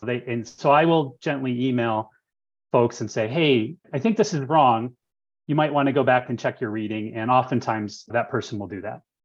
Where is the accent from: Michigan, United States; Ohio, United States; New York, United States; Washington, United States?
Michigan, United States; moved away as an adult; now in Tucson, United States; I am actually from Michigan originally, and I moved here in 2001 with my wife to go to school at U